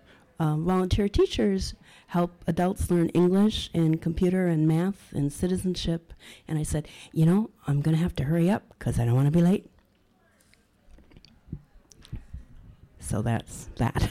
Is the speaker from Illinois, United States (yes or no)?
no; Minneapolis, Minnesota, United States; also born or lived in St. Paul; I was born in Minneapolis, and I live in St. Paul